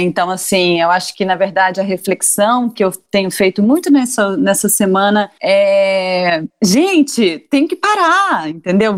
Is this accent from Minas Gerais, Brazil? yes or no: yes; Carmo do Rio Claro, Minas Gerais, Brazil; also born or lived in Belo Horizonte / São Paulo; now in Portugal; eu que sou na verdade sou de Minas Gerais de uma cidade que de 20 mil habitantes que chama Carmo do Rio Claro tive que sair de lá